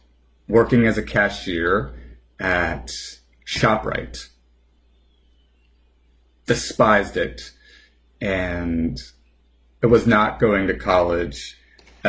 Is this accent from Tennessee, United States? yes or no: no; New Jersey, United States; as a New Jerseyan